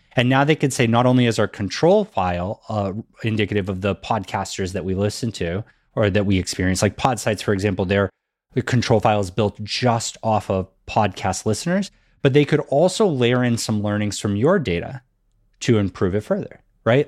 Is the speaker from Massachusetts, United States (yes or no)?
yes; Massachusetts, United States; growing up in Massachusetts, that was something that they definitely made sure we learned in school